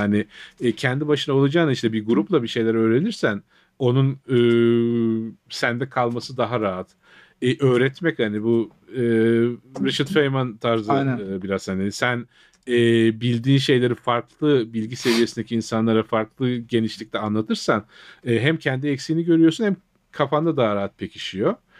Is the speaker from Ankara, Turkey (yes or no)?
no; Trabzon, Turkey; born or raised there; moved away